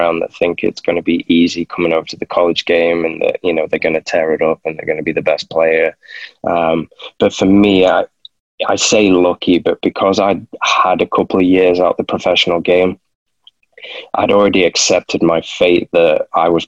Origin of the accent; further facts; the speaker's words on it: Manchester, North West England, United Kingdom; moved away as an adult; also born or lived in San Antonio, Texas; I'm coming from Manchester where it's raining most of the time, and I've gone to San Antonio